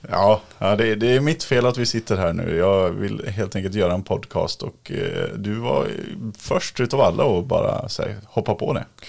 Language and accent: Swedish; Dalarna County, Sweden; now in Stockholm, Sweden; Jag bor ju också i Stockholm, men jag kommer från Dalarna